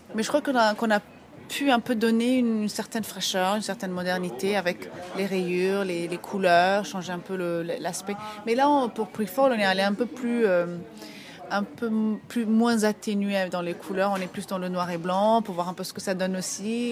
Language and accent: French; Ethiopia; moved away; je vais tout le temps en Éthiopie, donc je suis d'Éthiopie